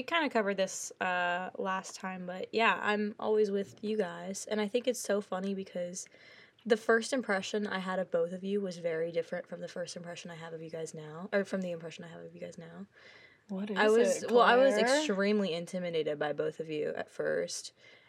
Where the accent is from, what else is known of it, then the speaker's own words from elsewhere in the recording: New Orleans, Louisiana, United States; which you heard before. My major is music business for now. And my hometown is New Orleans.